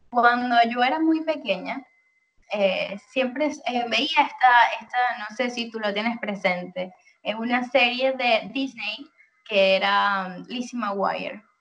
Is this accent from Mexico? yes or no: no; Venezuela; cuando tienes que te representa, dices yo soy venezolana, pero al final de cuentas, bueno, es un papel que, que, que está contigo igual. O sea, tú vas a ser venezolana donde quiera que estés, eso nunca lo vas a perder.